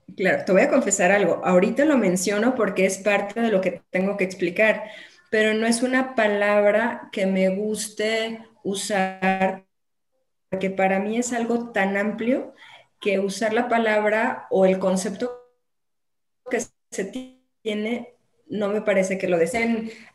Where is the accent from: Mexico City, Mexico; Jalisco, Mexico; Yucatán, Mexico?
Jalisco, Mexico; Guadalajara; also born or lived in La Barca, Jalisco; Soy de aquí de Guadalajara, llegué ahí por azares del destino